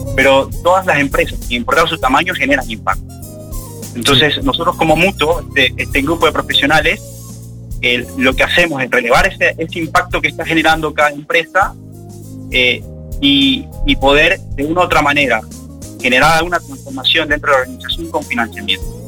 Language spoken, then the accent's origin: Spanish; Ecuador; moved away as an adult; now in Uruguay; yo soy de Ecuador